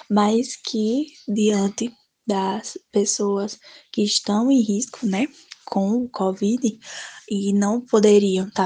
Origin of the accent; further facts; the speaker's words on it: Triunfo, Pernambuco, Brazil; sou de Triunfo aqui no Sertão do Pajeú.